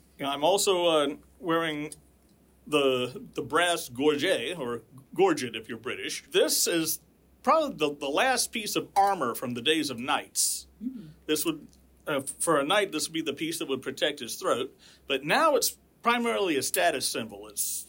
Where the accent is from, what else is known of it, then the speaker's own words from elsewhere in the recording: Georgia, United States; I'm a lifelong Georgia native